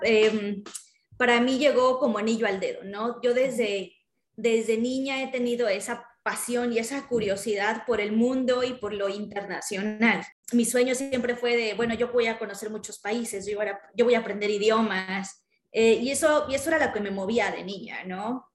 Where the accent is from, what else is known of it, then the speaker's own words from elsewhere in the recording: Mexico; nosotros éramos los representantes de México en esas ferias, ¿no? Entonces nos tocaba desde, desde montar el stand hasta, no sé, o sea, nos llegamos, nos poníamos trajes típicos mexicanos